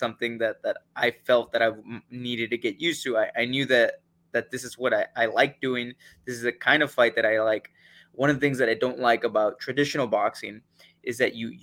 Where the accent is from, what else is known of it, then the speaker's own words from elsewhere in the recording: Charleston, South Carolina, United States; I'm from Charleston, South Carolina